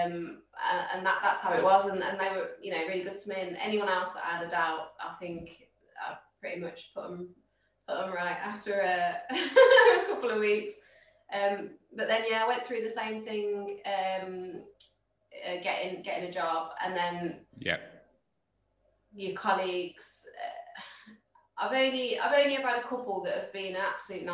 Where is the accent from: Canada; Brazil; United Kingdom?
United Kingdom; Midlands; we're all from the Midlands